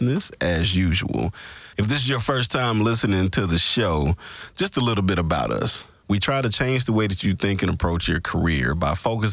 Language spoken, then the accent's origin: English; Greenville, Mississippi, United States; my hometown, Greenville, Mississippi